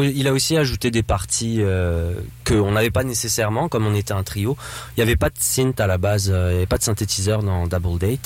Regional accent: north-east France, France; je viens du nord-est de la France

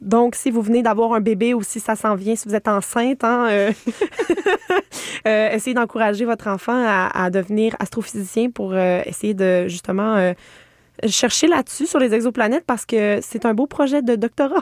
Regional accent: Estrie, Quebec, Canada; Moi, je viens de l'Estrie

